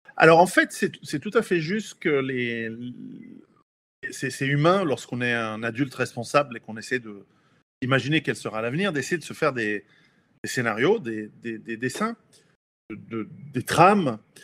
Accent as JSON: {"language": "French", "country": "Switzerland", "said": "je suis suisse d'origine italienne"}